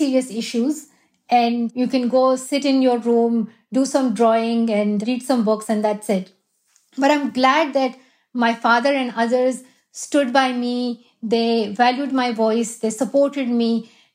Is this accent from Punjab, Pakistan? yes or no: no; Swat Valley, Khyber Pakhtunkhwa, Pakistan; moved away; That is my home country. And I love where I'm from. Swat Valley